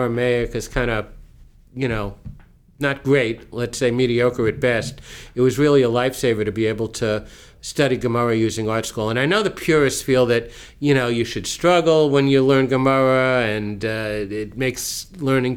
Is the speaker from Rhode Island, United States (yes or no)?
no; West Hempstead, New York, United States; moved away; also born or lived in Teaneck, New Jersey; growing up in West Hempstead